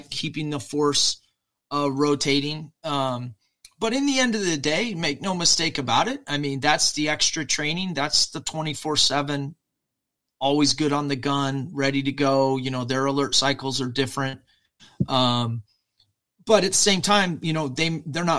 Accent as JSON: {"language": "English", "country": "United States", "said": "I'm an American serviceman"}